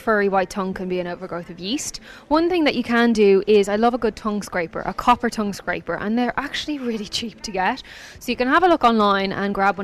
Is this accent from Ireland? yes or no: yes; Ireland; I'm Irish